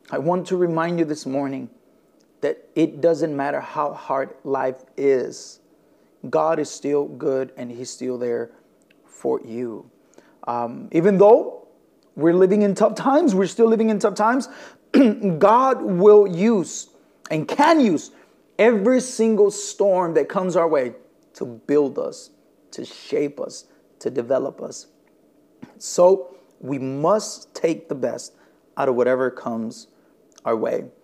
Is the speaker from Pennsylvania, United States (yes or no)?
no; Elgin, Illinois, United States; I am from Elgin, Illinois. My wife and I, we are the lead pastors uh, of a church plant here in the city of Elgin. We're about 45, 50 minutes west of the city of, of Chicago.